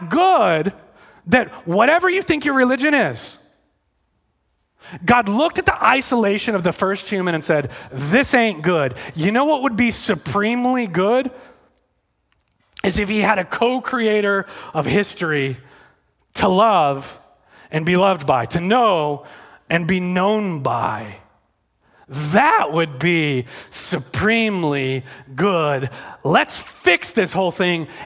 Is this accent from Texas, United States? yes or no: yes; Texas, United States; I'm from Texas. I really am from Texas.